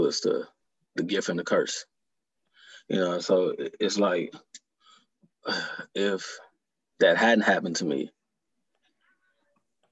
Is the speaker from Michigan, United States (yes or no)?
yes; Detroit, Michigan, United States; growing up in Detroit